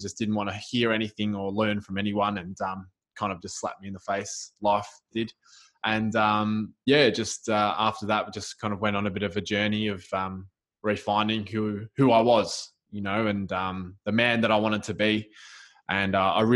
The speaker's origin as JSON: {"language": "English", "town": "Melbourne", "region": "Victoria", "country": "Australia", "said": "I'm from Melbourne, Australia"}